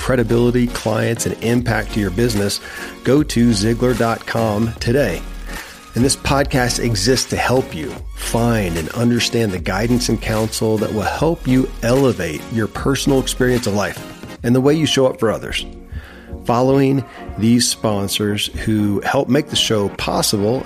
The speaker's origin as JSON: {"language": "English", "region": "Kentucky", "country": "United States", "tie": "born or raised there"}